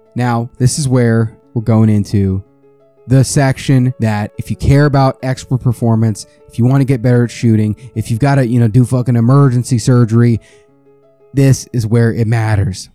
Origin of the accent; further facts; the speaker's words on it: United States; I'm American.